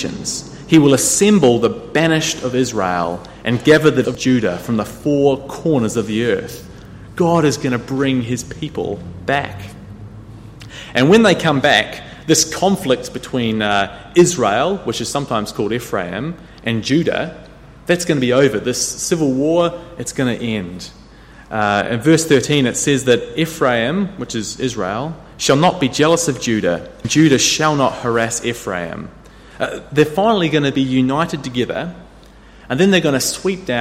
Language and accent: English; New Zealand; When I grew up in New Zealand, I caught the school bus every day